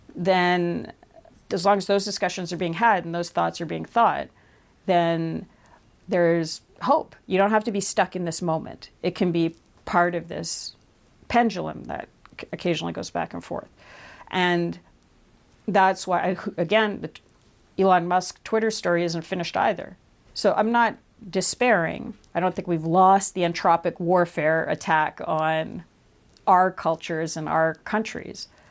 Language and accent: English; Canada; as a Canadian